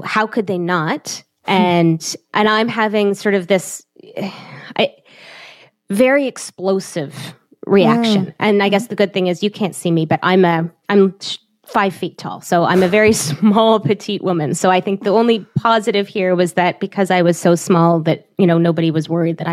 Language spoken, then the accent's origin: English; Toronto, Ontario, Canada; also born or lived in Montreal; we're from Toronto